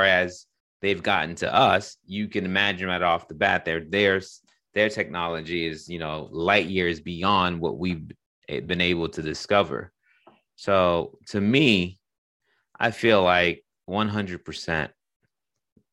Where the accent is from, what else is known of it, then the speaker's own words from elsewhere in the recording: Boston, Massachusetts, United States; moved away; I grew up in the East Coast, man. Boston, that's part of New England